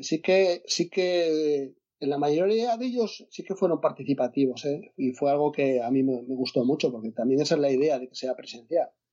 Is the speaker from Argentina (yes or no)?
no; Asturias, Spain; yo soy de Asturias